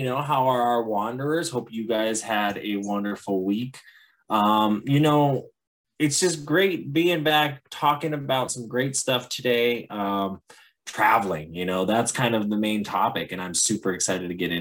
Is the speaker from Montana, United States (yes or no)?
yes; Montana, United States; I'm from Montana.